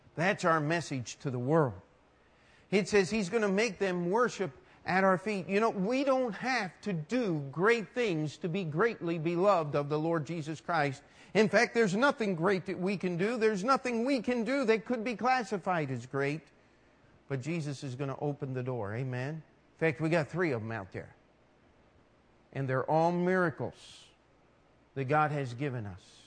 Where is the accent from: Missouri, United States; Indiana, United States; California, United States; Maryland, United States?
Maryland, United States; Carroll County; now in New York City, United States; the church I grew up in in Maryland